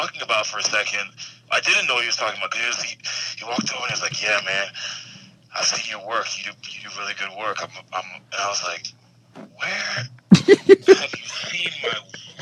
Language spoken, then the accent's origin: English; United States; I was born in America